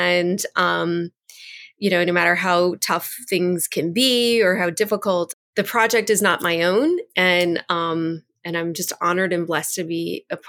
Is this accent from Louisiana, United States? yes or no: yes; New Orleans, Louisiana, United States; I was born and raised right outside of the city of New Orleans. So I'm a girl from the Deep South.